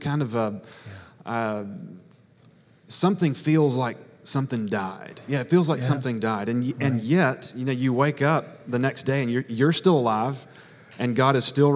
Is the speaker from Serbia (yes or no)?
no; Hattiesburg, Mississippi, United States; moved away as an adult; I'm from Hattiesburg. I've been there for 34 years. South Mississippi